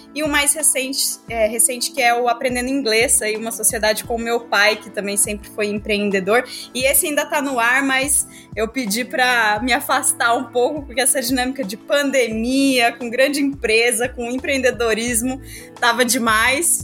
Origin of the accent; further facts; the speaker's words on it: interior of São Paulo, Brazil; also born or lived in southern Minas Gerais; sou mineira, nasci no interior de Minas Gerais, no sul, vivi aí minha vida toda no interior de São Paulo